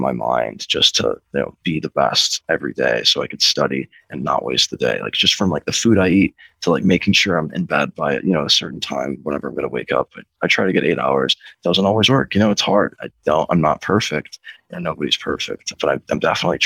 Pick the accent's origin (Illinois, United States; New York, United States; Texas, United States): Illinois, United States; Chicago; I'm from Chicago